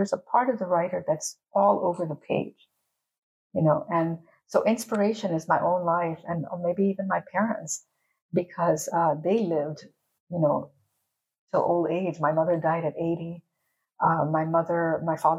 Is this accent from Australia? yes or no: no; Panama; first language English; also born or lived in United States; my parents were immigrants, so they came from India, and I was born in Panama